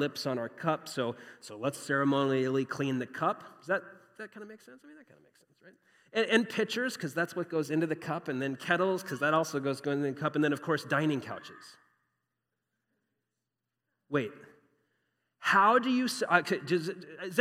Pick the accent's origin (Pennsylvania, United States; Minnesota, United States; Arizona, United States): Arizona, United States; Phoenix; I grew up here in Phoenix, grew up as an American